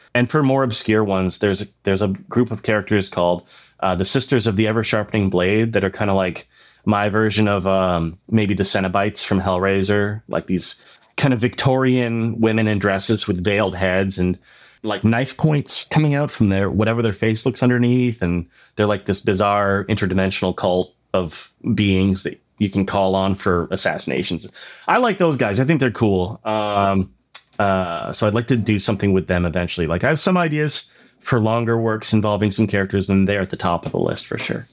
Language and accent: English; Oshawa, Ontario, Canada; when I grew up in Oshawa.